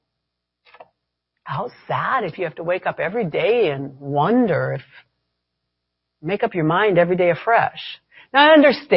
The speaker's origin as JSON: {"language": "English", "country": "United States", "said": "I'm an American"}